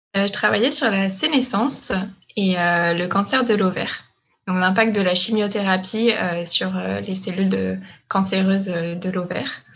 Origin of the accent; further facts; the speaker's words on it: France; moved away as an adult; now in Quebec, Canada; je suis française. Je suis arrivée euh, au Québec il y a trois ans, en janvier 2018